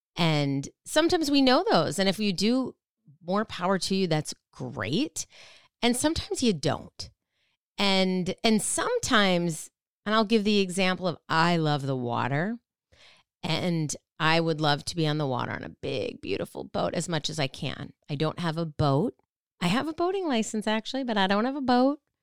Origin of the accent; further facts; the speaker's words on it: Minnesota, United States; I used to ice skate a lot, you know, growing up in Minnesota